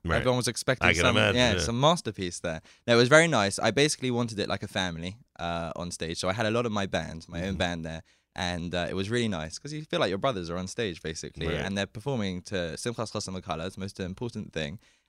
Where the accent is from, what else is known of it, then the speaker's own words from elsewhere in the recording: London, United Kingdom; Even in London. And I would listen to all the CDs.